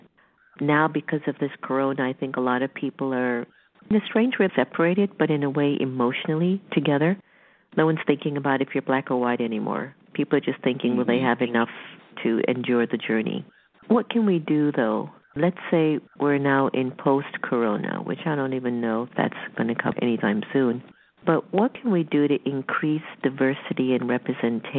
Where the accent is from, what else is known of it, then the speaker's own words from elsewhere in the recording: United States; I'm half black, half Indian, and I was raised in America